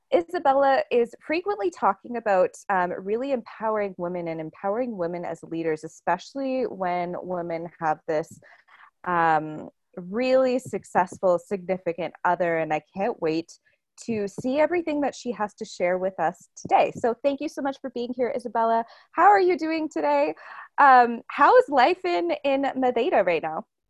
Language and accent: English; Toronto, Ontario, Canada; moved away as an adult; I was born and raised in Toronto, and I'm also Portuguese